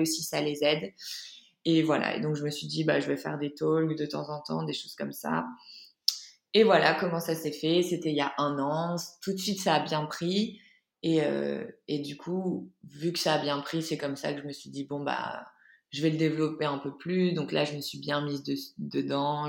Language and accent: French; Lille, Hauts-de-France, France; moved away as an adult; also born or lived in Paris; de base je suis de Lille